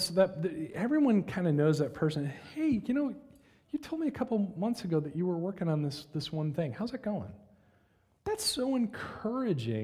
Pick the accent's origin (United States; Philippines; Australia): United States; we as American Christians